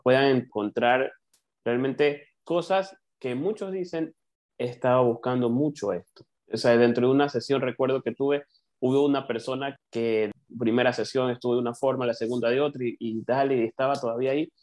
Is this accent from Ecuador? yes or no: yes; Ecuador; acá en Ecuador, les cuento, yo soy de Ecuador